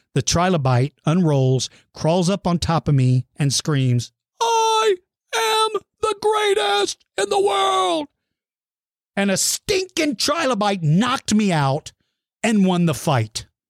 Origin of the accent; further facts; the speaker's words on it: Texas, United States; also born or lived in Suitland, Maryland; I've lived here since I started the second grade. So this is the only second time that I've seen it snow in Texas.